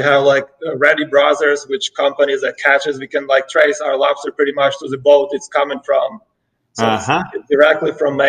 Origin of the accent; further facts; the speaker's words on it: Ukraine; moved away as an adult; now in United States; No, actually, I'm from Ukraine. I was born and raised in Ukraine. Yeah, I came here probably when I was 19, so I've been here for like 12 years now.